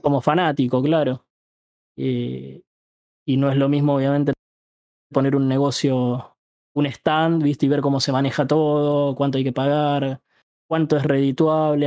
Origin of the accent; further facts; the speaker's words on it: Ituzaingó, Buenos Aires Province, Argentina; Yo tengo 30 y soy de Ituzaingó, el conurbano